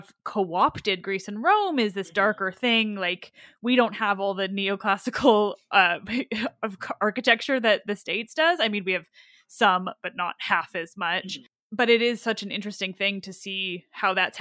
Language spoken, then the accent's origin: English; Canada; As a Canadian